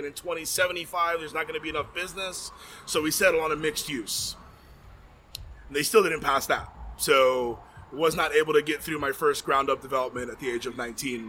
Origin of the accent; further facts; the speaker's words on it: Hialeah, Florida, United States; also born or lived in Chicago / Miami Lakes; I grew up in Hialeah.